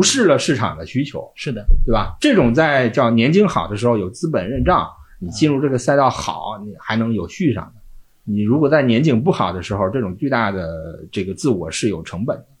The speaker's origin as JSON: {"language": "Chinese", "region": "Shandong", "country": "China", "said": "我们山东人对那个奥迪有执念"}